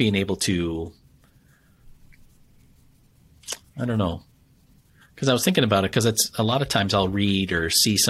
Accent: Wisconsin, United States; I'm from Wisconsin

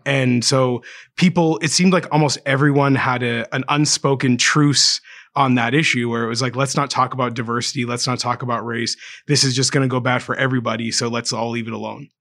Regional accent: Canada; I'm just a Canadian, I mean, my father's from Kenya, my mother's from Ireland

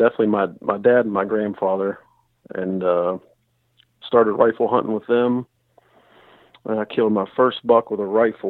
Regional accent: West Virginia, United States; I'm from North Central West Virginia in Marion County. It's just south of Morgantown, and I'm about half hour from the Pennsylvania line.

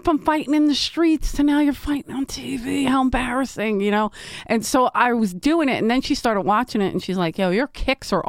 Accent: Philadelphia, Pennsylvania, United States; where we grew up in South Philly, I played everything.

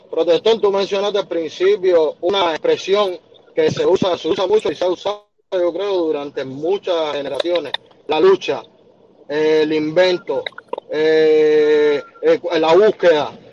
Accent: Cuba; al final nosotros mismos como cubanos, pienso yo, en mi, opinión personal, nos hemos fomentado dentro de, dentro de un mercado informal

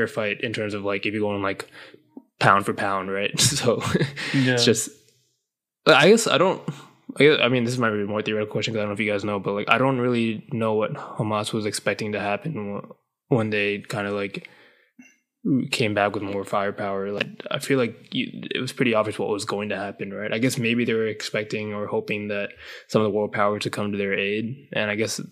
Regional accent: Sri Lanka; I'm from Sri Lanka

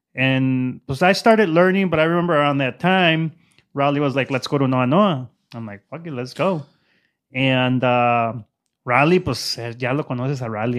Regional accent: Zacatecas, Mexico; moved away; I'm from Zacatecas

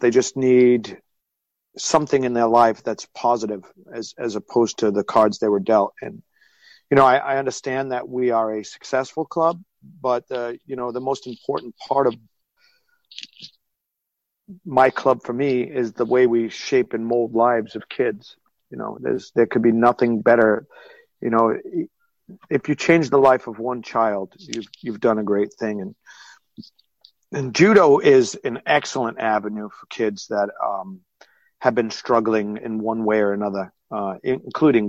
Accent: Coventry, Rhode Island, United States; I was born in Coventry, Rhode Island, and that's where my judo club is

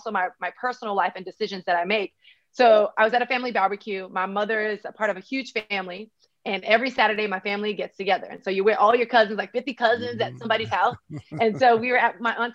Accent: Miami, Florida, United States; I'm actually from Miami, Florida, 305 all the way.

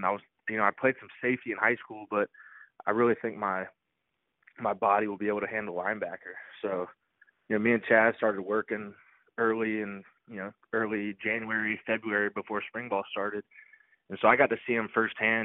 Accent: Dallas, Texas, United States; now in Chapel Hill, United States; I grew up in Dallas, and I was the biggest Texas Longhorns fan growing up

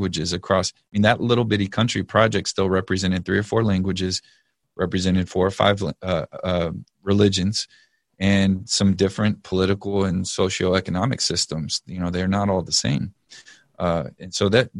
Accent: Texas, United States; I'm from Texas

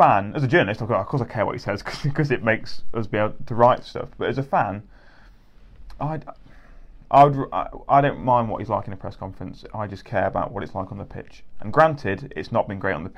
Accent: England, United Kingdom; as English fans

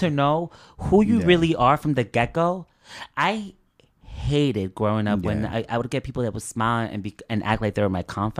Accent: Elizabeth, New Jersey, United States; growing up in Elizabeth

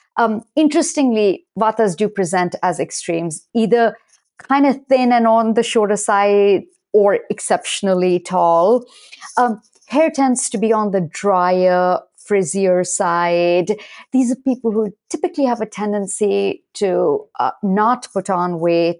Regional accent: India; moved away as an adult; now in United States; I was born and raised primarily in India in an Ayurvedic household

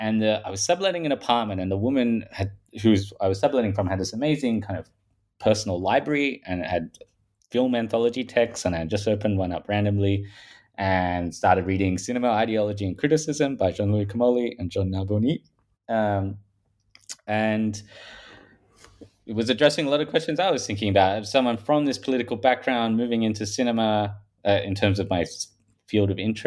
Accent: Australia; accent: Australian; I'm from Australia, if people haven't picked that up from my Paul Hogan style accent.

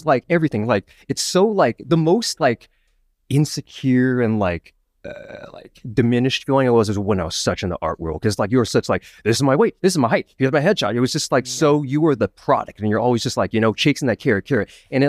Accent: Seattle, Washington, United States; now in New York City, United States; I grew up in Seattle, Washington, and then school, and then came over here. I've been here in New York City proper for about 10 years.

